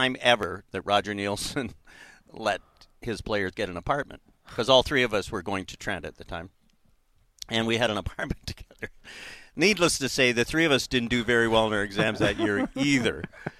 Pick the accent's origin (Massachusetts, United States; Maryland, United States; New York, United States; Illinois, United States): New York, United States; Queens; seeing as how I'm a scholar from Queens.